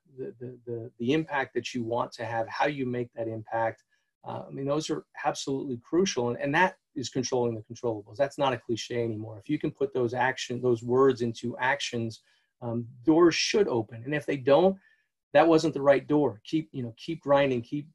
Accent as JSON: {"language": "English", "region": "New Hampshire", "country": "United States", "tie": "born or raised there", "said": "I grew up in New Hampshire"}